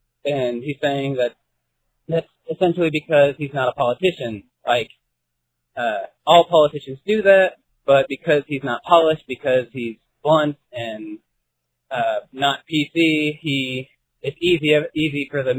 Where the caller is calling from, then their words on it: Indiana, United States; from Indiana.